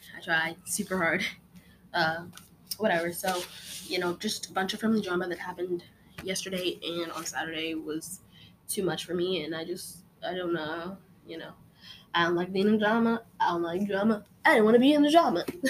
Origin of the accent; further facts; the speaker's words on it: Utah, United States; now in California, United States; When I was born, we lived in Utah. I lived in Utah for pretty much most of my life, and I don't live in Utah anymore